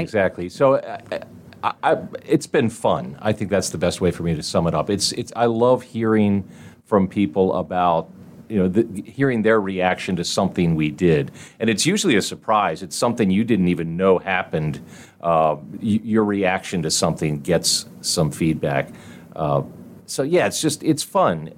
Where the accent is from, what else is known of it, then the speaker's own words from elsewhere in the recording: Delaware, United States; moved away as an adult; now in Indianapolis, United States; I grew up in Delaware